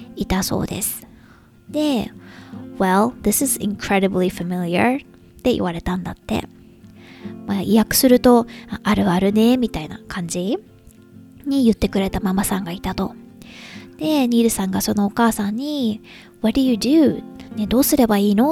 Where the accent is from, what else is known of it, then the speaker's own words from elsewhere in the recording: Japan; moved away; 旦那氏と日本に一時帰国してる時とかは